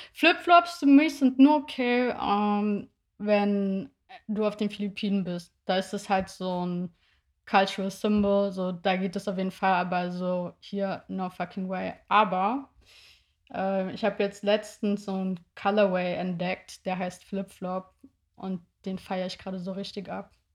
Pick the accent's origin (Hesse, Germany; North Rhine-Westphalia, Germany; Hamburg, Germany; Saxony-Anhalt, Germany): Hesse, Germany; near Wiesbaden; now in Berlin, Germany; ich komme ja so aus der Nähe von Wiesbaden